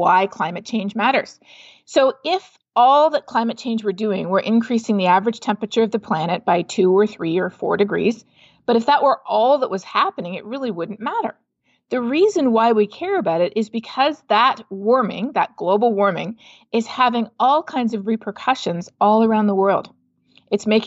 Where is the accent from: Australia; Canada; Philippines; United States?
Canada; my home country of Canada